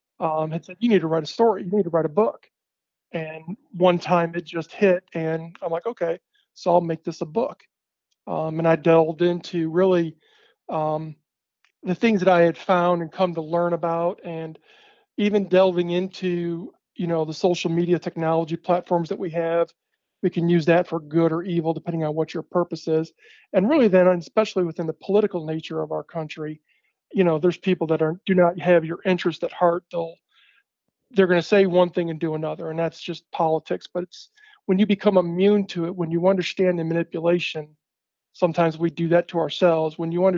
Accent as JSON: {"language": "English", "town": "Húsavík", "region": "Northeastern Region", "country": "Iceland", "tie": "born or raised there", "said": "I had seen a video of her, my hometown, Husavik, my hometown, in the studio"}